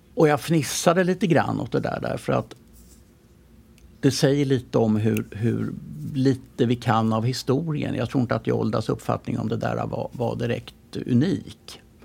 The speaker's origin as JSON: {"language": "Swedish", "town": "Stockholm", "region": "Stockholm County", "country": "Sweden", "tie": "born or raised there", "said": "jag växte upp på Östermalm, men när jag kom ner, gick ut porten på, på Riddargatan där vi bodde"}